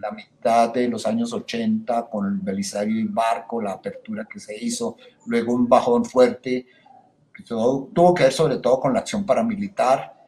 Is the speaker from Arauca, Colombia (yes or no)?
no; Bogotá, Colombia; como un cachaco bogotano